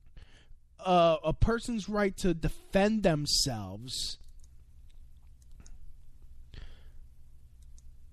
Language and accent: English; New York City, New York, United States; my hometown, New York City